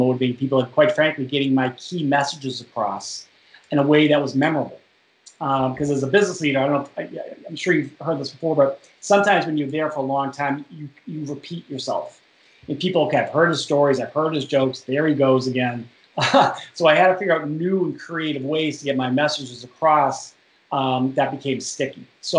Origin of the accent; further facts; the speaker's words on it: Boston, Massachusetts, United States; accent: Boston; moved away as an adult; now in Washington, United States; I moved from Boston. You can't tell by the accent, by the way, to Washington D.C. in 1992